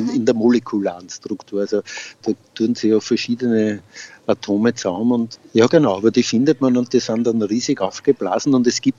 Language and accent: German; Freistadt, Upper Austria, Austria; ich bin aus Freistadt, bin leidenschaftlicher Gärtner schon länger